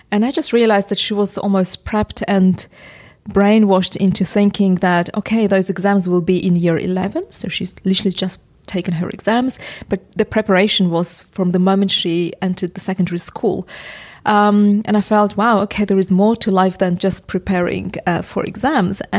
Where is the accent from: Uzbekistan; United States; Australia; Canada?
Uzbekistan; English is a second language; moved away as an adult; now in England; because I'm originally from Uzbekistan. The education I had was Soviet